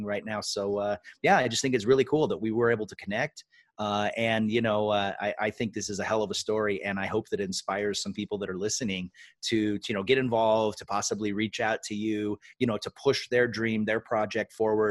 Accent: Washington, United States; moved away; my home state of Washington

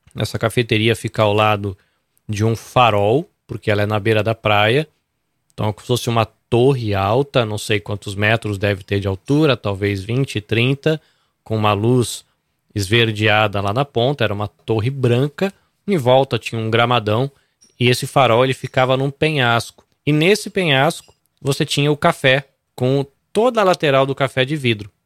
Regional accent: Brazil; now in Japan; não sabe direito se eu sou peruano ou brasileiro

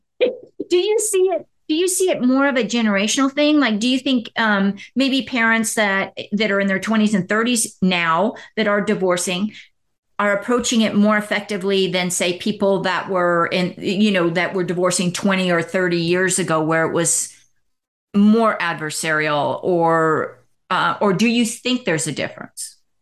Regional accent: Canada; now in United States; I'm from Canada, but working in the United States.

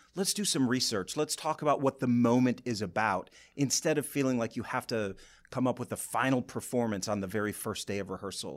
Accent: Boyne City, Michigan, United States; moved away as an adult; also born or lived in Lansing, Michigan / New York; I'm from Boyne City originally

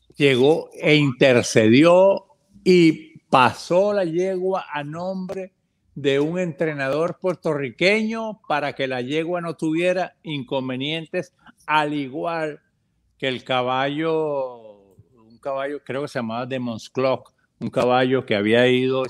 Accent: Venezuela; now in United States; soy venezolano, me encanta mi país

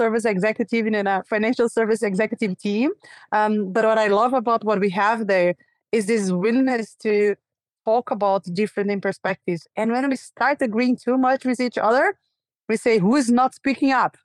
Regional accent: Brazil; moved away; also born or lived in New York; live in this country where I was born and raised, Brazil

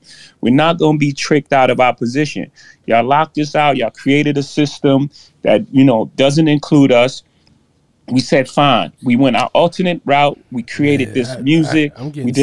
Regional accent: New York City, New York, United States; I come from Marcy Projects. In my first house, 615 Lexington Avenue, my grandmother's house

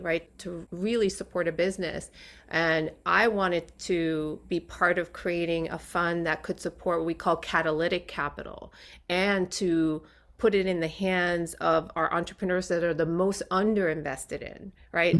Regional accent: New York City, New York, United States; also born or lived in Puerto Rico; I was born in New York City

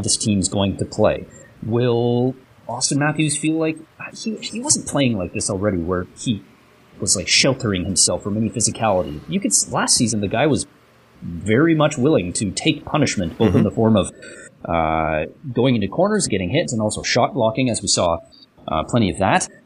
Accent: Canada; Canada Jindes, which means I'm Canadian

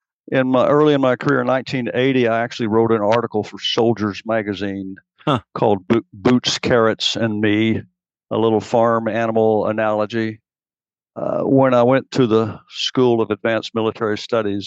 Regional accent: Knox County, East Tennessee, United States; I'm from East Tennessee

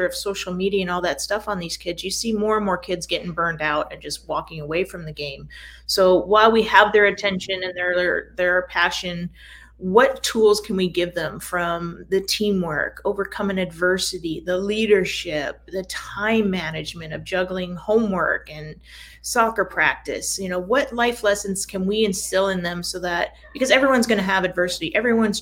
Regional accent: Escondido, California, United States; also born or lived in Portland, Oregon; I grew up in Escondido and went up to University of Portland

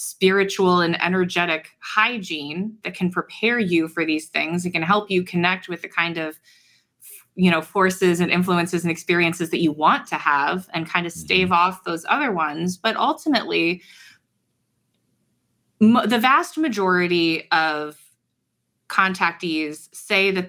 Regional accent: Ohio, United States; I'm from Ohio.

